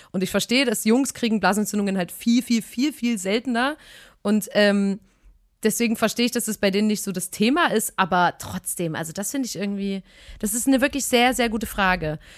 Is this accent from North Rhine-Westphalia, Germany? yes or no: no; Chemnitz, Saxony, Germany; in der Stadt ein Eis bei uns in Chemnitz.